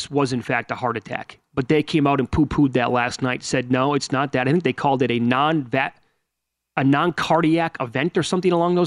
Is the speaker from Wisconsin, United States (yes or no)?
yes; Wisconsin, United States; I'm from Wisconsin. I'm from Wisconsin.